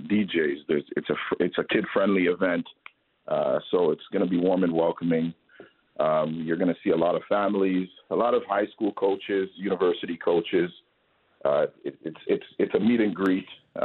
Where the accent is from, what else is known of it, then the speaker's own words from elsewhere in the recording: Toronto, Ontario, Canada; I grew up in Toronto. I represented Canada on the junior national team.